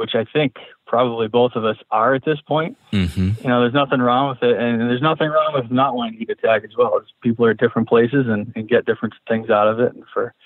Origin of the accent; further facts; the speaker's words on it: New Hampshire, United States; my home state in New Hampshire